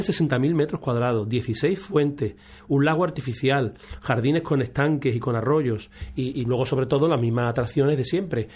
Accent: Málaga, Andalusia, Spain; yo en mi caso veraneaba en el Rincón de la Victoria, como muchos malagueños

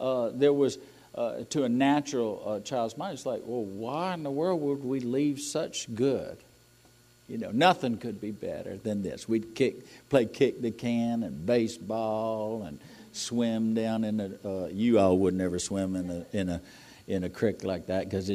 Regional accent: New England, United States; moved away; I'm from New England.

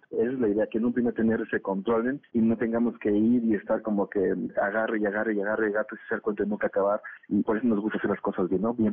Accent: Mexico; lo que hacemos es pues adaptamos como buenos mexicanos el método a nuestras necesidades

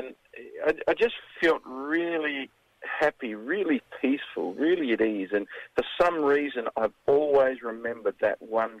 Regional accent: Kapunda, South Australia, Australia; my small hometown in Kapunda in South Australia

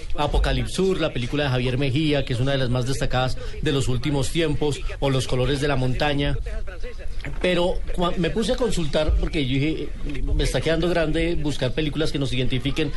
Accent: Colombia

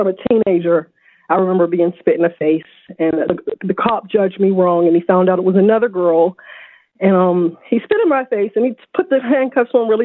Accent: Pittsburgh, Pennsylvania, United States; also born or lived in Birmingham, Alabama; I'm from Pittsburgh, originally born in Birmingham, Alabama

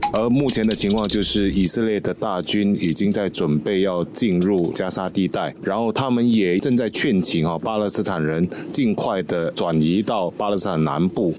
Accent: Singapore; 我们作为新加坡人，当然我们离中东比较远

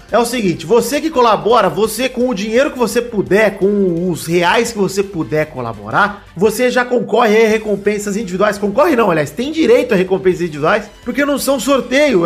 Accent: Rio Grande do Sul, Brazil; moved away; also born or lived in Bahia; Eu nasci no Rio Grande do Sul

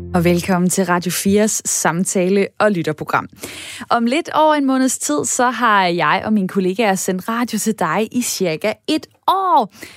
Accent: Denmark

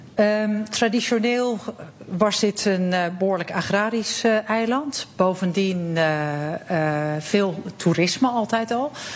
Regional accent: Netherlands; now in Cyprus; wij hebben als Nederlanders

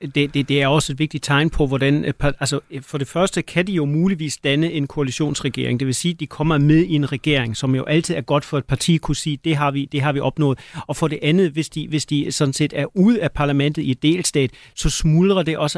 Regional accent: Schleswig-Holstein, Germany; nu kommer jeg fra Slesvig Holsten

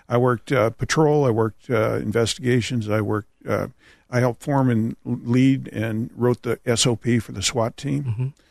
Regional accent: California, United States; also born or lived in San Jose; I'm from California, California native

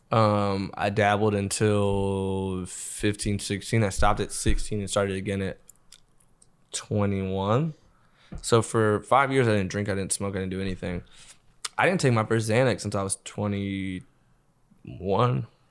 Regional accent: Los Angeles, California, United States; I grew up in L

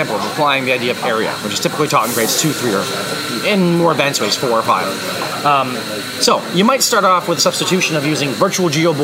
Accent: Canada; we're Canadian

